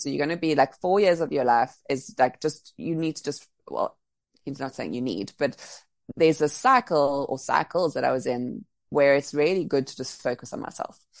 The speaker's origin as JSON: {"language": "English", "town": "Cape Town", "region": "Western Cape", "country": "South Africa", "tie": "born or raised there", "also_born_or_lived": "Bali", "moved": "as an adult", "said": "now being back in Cape Town, Cape Town's my my hometown, so my family's here"}